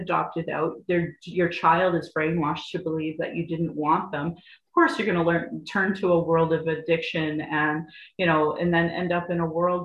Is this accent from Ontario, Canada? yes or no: no; Alberta, Canada; I grew up in Alberta, and where I grew up, everybody was a big ass bully